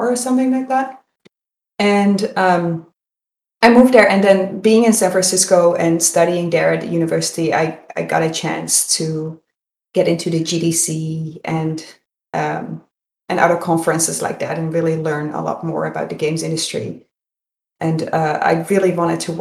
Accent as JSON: {"language": "English", "country": "Netherlands", "tie": "born or raised there", "moved": "yes", "said": "I'm from Holland, so I was born and raised in Holland and went to university in Amsterdam"}